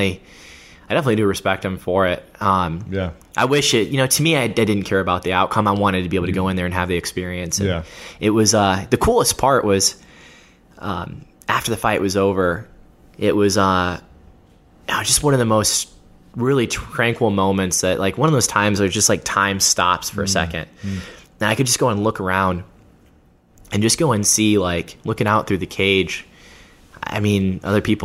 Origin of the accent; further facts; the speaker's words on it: Georgia, United States; the state of Georgia, in my home state. I live outside of Atlanta